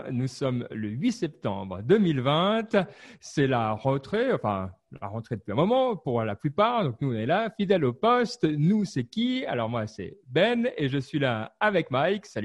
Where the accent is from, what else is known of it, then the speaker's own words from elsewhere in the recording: France; Moi, je suis français